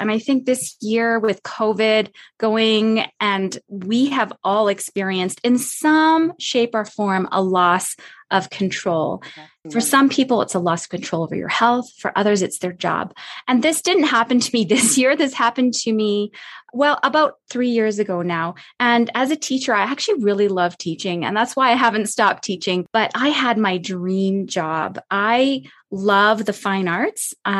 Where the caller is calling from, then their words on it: Calgary, Alberta, Canada; I'm coming from Canada. So we're touching base across the continent here. And where I'm at, it's Calgary, Alberta. I'm at the foothills of the Rocky Mountains.